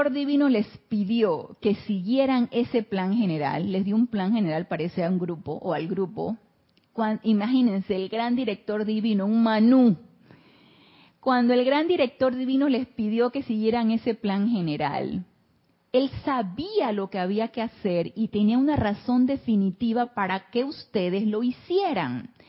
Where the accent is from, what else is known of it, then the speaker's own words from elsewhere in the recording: Mazatlán, Sinaloa, Mexico; Buenas tardes, soy de Mazatlán, Sinaloa.